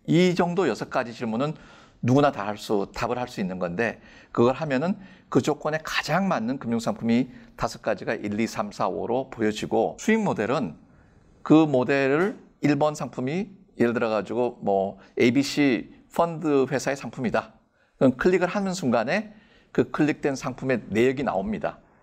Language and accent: Korean; South Korea; 저는 한국인이고